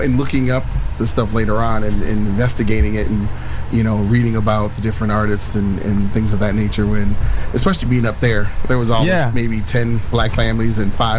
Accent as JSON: {"language": "English", "town": "Duluth", "region": "Minnesota", "country": "United States", "tie": "born or raised there", "also_born_or_lived": "Philippines", "said": "being a young kid in Duluth, and my cousins, I came back home from the Philippines"}